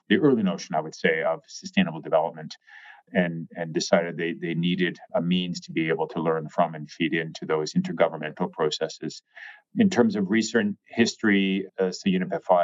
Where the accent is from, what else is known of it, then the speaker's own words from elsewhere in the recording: Canada; I'm Canadian